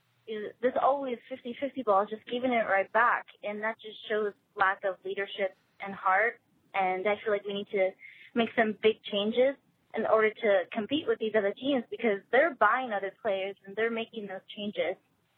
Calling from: Visalia, California, United States; from Visalia. I'm 17.

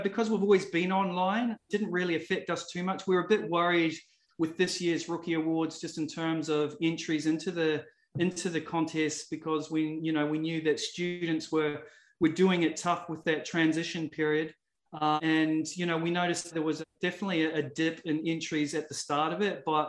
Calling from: Adelaide, South Australia, Australia; I'm dialing in from South Australia. So for those people that haven't been to Australia before, I'm in a city called Adelaide.

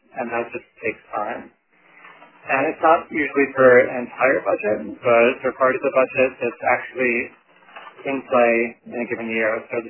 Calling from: New York City, New York, United States; also born or lived in Toronto, Canada; I'm calling in from Brooklyn, New York.

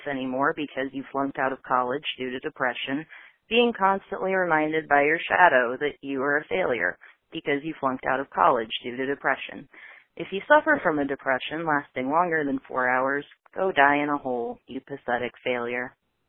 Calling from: Vancouver, Washington, United States; I'm calling from Vancouver, Washington

